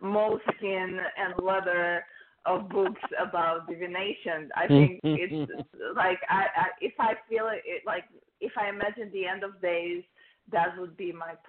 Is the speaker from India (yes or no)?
no; Israel; English is a second language; moved away; in Israel when I was 15 or 16